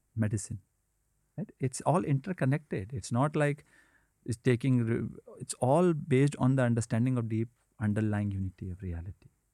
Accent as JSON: {"language": "English", "country": "India", "tie": "born or raised there", "said": "when I was growing up in India"}